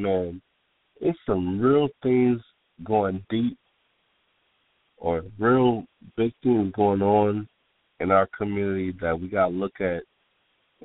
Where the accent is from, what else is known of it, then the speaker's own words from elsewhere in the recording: Pontiac, Michigan, United States; moved away as an adult; now in Atlanta, United States; I'm from Pontiac, Michigan